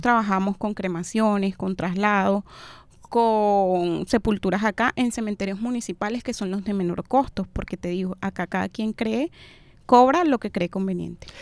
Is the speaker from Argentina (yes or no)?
no; Venezuela; now in Barranquilla, Colombia; Los venezolanos somos